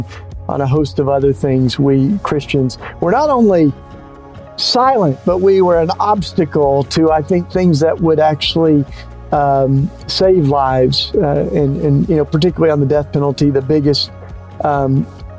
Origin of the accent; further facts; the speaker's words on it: Tennessee, United States; I grew up in Tennessee